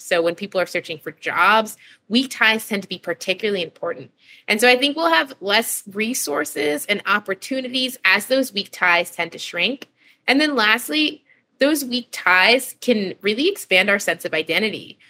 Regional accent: New York City, New York, United States; I grew up in New York City

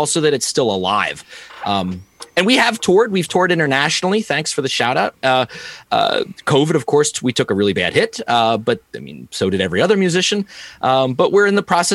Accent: Kutztown, Pennsylvania, United States; now in State College, United States; I moved away from Berks County

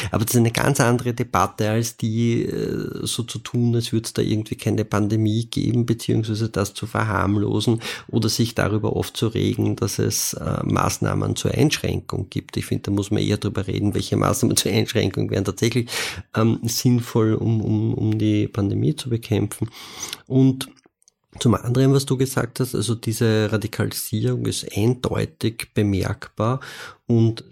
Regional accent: Vienna, Austria; Ich bin in Wien in einem Gemeindebau aufgewachsen

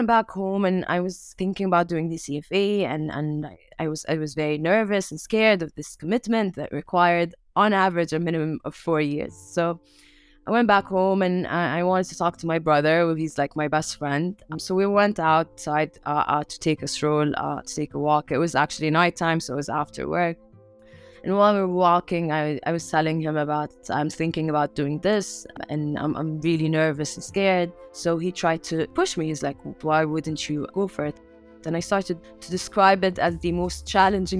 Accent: Amman, Amman Governorate, Jordan; I grew up in Amman, Jordan

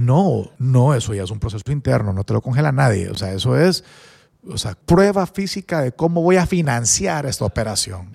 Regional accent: San Pedro Sula, Cortés, Honduras; also born or lived in Spain; yo crecí en San Pedro

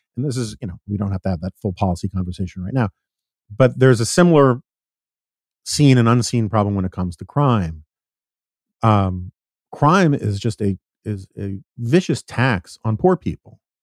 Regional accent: New York, United States; I grew up in New York in the nineteen seventies and eighties

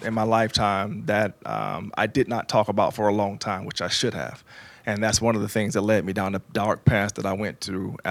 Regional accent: Jacksonville, Florida, United States; I was born and raised in Jacksonville, Florida. I'm on the north side of town

